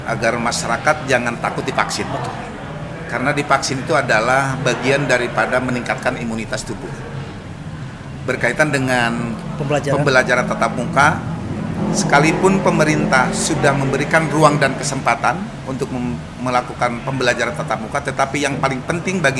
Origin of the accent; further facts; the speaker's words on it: Cipatujah, West Java, Indonesia; Kalau pulang ke kampung saya dari Cipatujah